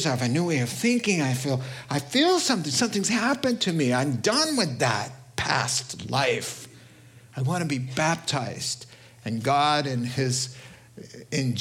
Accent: New York, United States; accent: New York; I can really only do New York. That's all my accent said.

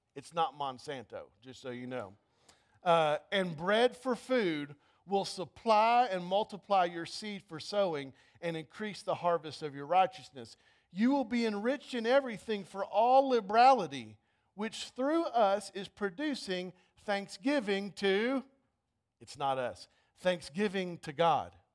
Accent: United States

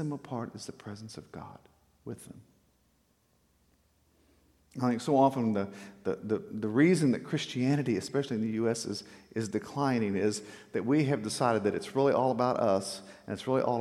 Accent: South Texas, United States; we grew up in South Texas

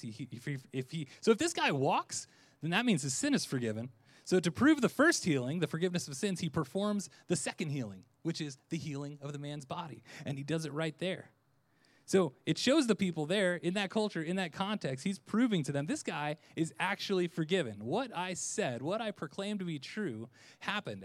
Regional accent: Orlando, Florida, United States; I'm from Orlando

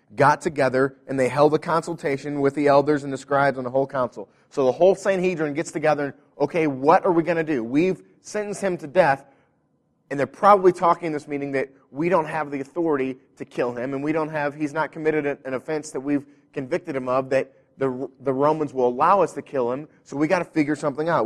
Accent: United States; we are American Christians

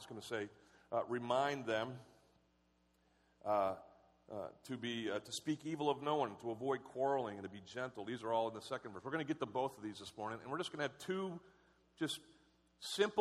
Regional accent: United States; I'm a Christian first and an American second.

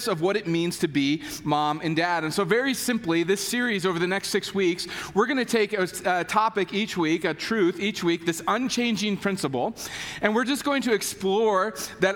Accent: Kentucky, United States; I am from Kentucky

